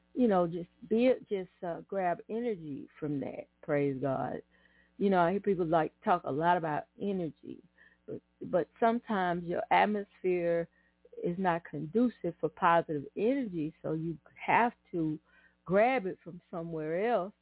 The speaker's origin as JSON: {"language": "English", "town": "Atlanta", "region": "Texas", "country": "United States", "tie": "born or raised there", "said": "I grew up in Atlanta, Texas, and I remember, um, well, really was Douglasville"}